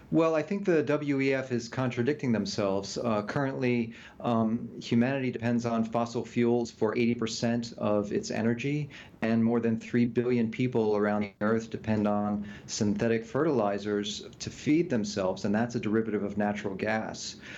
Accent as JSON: {"language": "English", "country": "United States", "tie": "born or raised there", "said": "we were raised in the United States"}